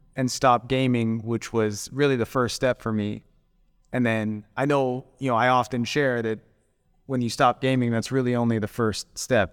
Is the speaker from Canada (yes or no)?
yes; Calgary, Alberta, Canada; moved away as an adult; now in Koh Samui, Thailand; where I'm from in, in Canada, so I, I grew up in Calgary.